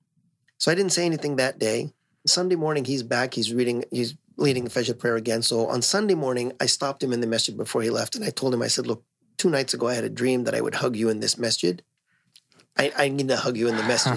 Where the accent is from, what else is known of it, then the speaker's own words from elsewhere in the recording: Los Angeles, California, United States; moved away as an adult; also born or lived in North Hollywood, California; now in Bay Area, United States; I grew up in L.A.